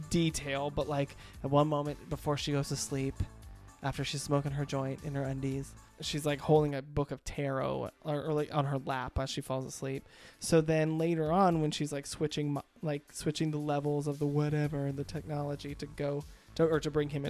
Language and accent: English; Bronx, New York, United States; I'm from the Bronx. we don't do this.